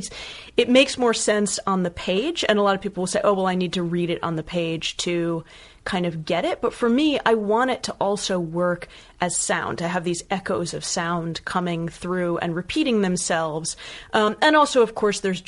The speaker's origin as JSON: {"language": "English", "town": "Bethesda", "region": "Maryland", "country": "United States", "moved": "as an adult", "said": "I'm from Maryland. Yeah. I'm from Bethesda outside of DC"}